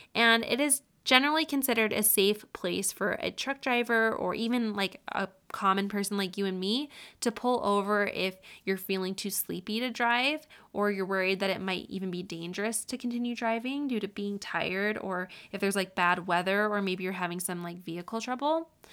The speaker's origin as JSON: {"language": "English", "town": "Syracuse", "region": "New York", "country": "United States", "tie": "born or raised there", "said": "I grew up in Syracuse essentially my whole life"}